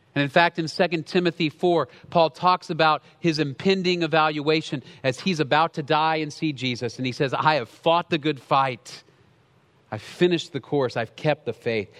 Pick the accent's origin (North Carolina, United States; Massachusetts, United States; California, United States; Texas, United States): Texas, United States; Dallas; I grew up in Dallas, in the city